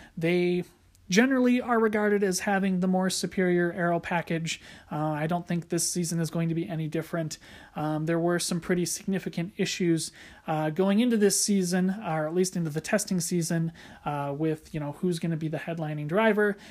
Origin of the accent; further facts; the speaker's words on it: United States; as an American F one fan